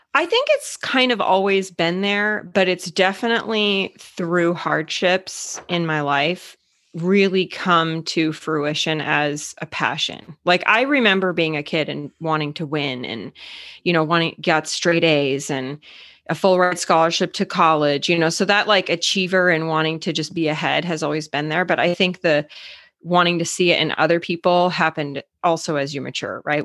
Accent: Arizona, United States; moved away as an adult; now in Minnesota, United States; So I actually grew up in Arizona, but I live in Minnesota

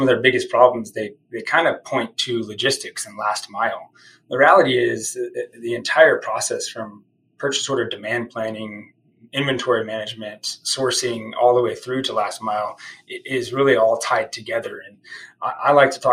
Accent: Dallas, Texas, United States; now in Austin, United States; So I was born in Dallas, Texas.

